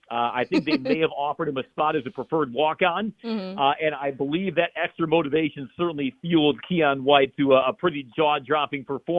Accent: Chicago, Illinois, United States; accent: Chicago; But I grew up in Chicagoland. You know, the vowels are not quite as flat as they used to be now talking with various folks. But I'm Chicagoan, born and raised

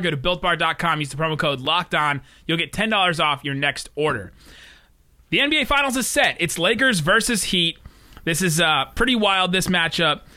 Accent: Cincinnati, Ohio, United States; also born or lived in Los Angeles; Grew up in Cincinnati, where we didn't really have a team.

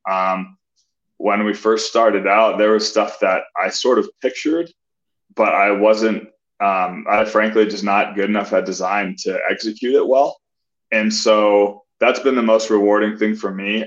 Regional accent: Colorado Springs, Colorado, United States; I grew up in Colorado Springs

